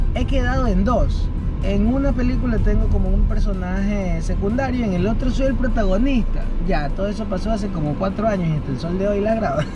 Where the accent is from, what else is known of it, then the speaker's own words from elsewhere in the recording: Ecuador; also born or lived in United States; yo nací en Estados Unidos y cuando tenía un año de edad, ahí me trajeron mis papás